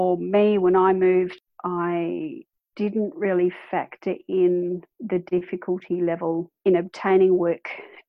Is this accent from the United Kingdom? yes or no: no; Adelaide, South Australia, Australia; moved away as an adult; also born or lived in Darwin, Australia / Sydney, Australia; now in South Australia, Australia; I moved to Darwin roughly 2001, 2002-ish. I'm originally from Adelaide, and I had moved there with my ex-husband, who was a nurse.